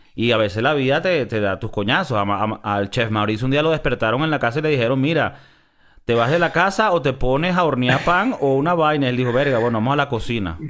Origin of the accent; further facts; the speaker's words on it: Miami, Florida, United States; moved away as an adult; now in Madrid, Spain; crecimos en Miami